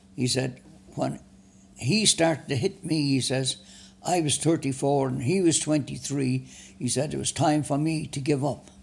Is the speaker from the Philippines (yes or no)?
no; Dublin, Leinster, Ireland; born or raised there; moved away; also born or lived in Florida